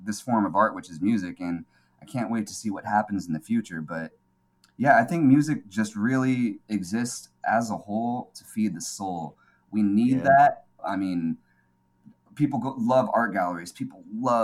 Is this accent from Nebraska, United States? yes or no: no; California, United States; also born or lived in Seoul, South Korea; I came to California. I was raised in California